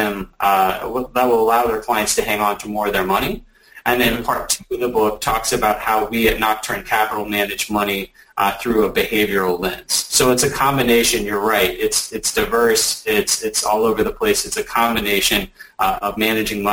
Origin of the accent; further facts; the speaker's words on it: Alabama, United States; now in Atlanta, United States; I'm from Alabama. I live in Atlanta.